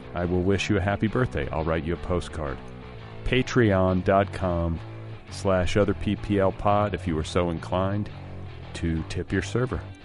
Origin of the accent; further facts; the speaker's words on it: Midwest, United States; now in Los Angeles, United States; I grew up in the Midwest too